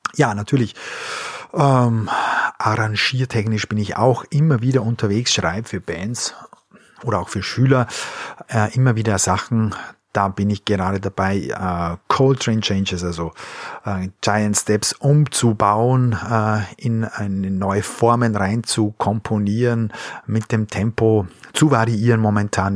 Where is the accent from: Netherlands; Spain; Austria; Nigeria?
Austria; moved away; also born or lived in Bavaria; ich bin Österreicher